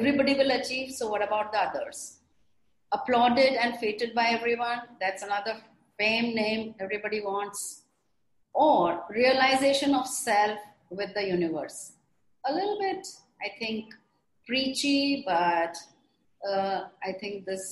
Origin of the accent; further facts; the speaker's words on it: India; we also in India